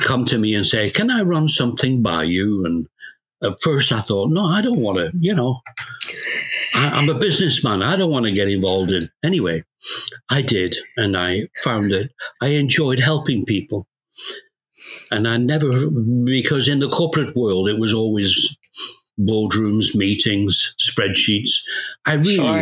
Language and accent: English; Scotland, United Kingdom; moved away as an adult; now in Canada; I'm Canadian. I was born in England. Well, in Scotland, actually. But I emigrated to Canada when I was 19